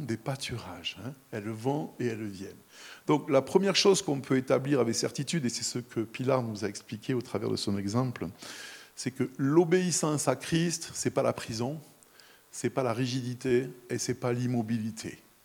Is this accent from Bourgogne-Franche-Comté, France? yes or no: no; near the Camargue, Provence-Alpes-Côte d'Azur, France; moved away; je suis né, j'ai grandi à quelques kilomètres de la Camargue